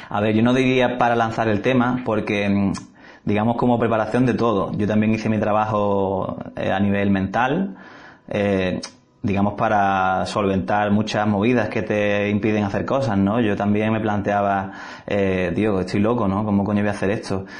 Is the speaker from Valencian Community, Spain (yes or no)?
no; Algeciras, Andalusia, Spain; moved away; Soy de, de Algeciras, gaditano